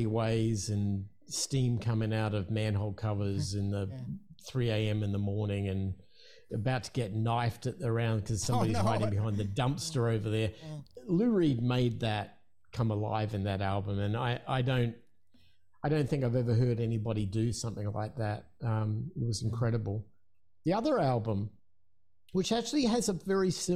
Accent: Adelaide, South Australia, Australia; in Adelaide, in my hometown in Australia

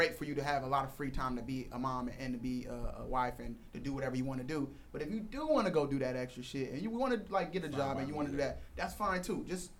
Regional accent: United States; So because I am American

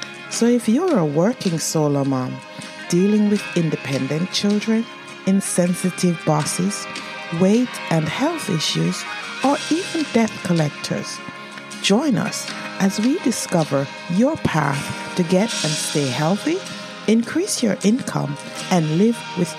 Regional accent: England, United Kingdom; Sonia and I go way back from our time growing up in England.

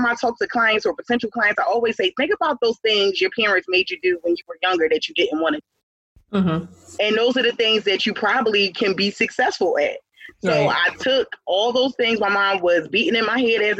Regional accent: Philadelphia, Pennsylvania, United States; I'm from Philadelphia

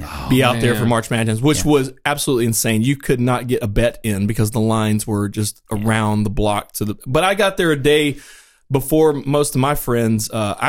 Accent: Winston-Salem, North Carolina, United States; I'm from Winston-Salem, North Carolina. I grew up there.

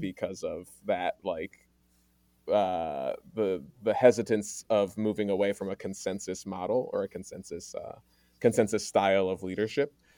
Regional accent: Maryland, United States; moved away as an adult; now in Oregon, United States; I grew up in Maryland, primarily with my mom's white family

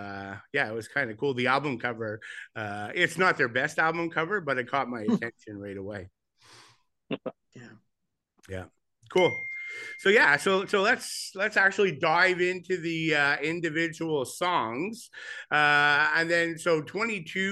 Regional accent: Montreal, Quebec, Canada; growing up in Montreal

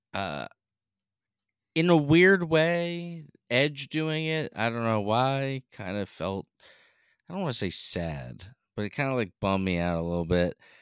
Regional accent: Northeast, United States; accent: Northeast; You can tell we're from the Northeast.

